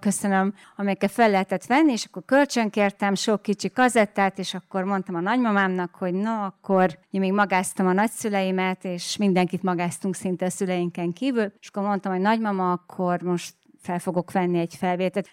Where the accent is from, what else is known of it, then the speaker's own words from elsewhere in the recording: Délvidék, Vojvodina, Serbia; Igen, ugye én délvidéken nőttem föl, és amikor ez a felvétel készült, akkor éppen dúlt a Balkán háború